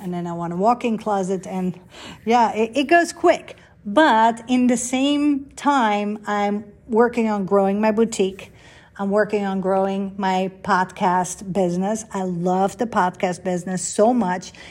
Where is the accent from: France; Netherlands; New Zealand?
Netherlands; moved away; I grew up in Holland